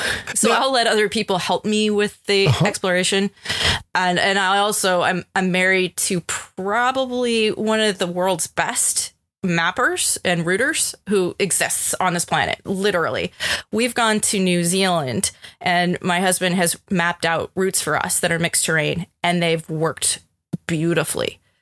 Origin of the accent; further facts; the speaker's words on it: Colorado, United States; I'm from Colorado. You know, I mean, like to me, I used to be able just to look at the mountains, say, oh, west, I'm going to go west.